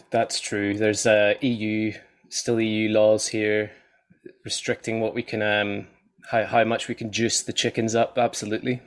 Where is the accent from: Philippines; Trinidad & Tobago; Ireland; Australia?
Ireland; I'm Irish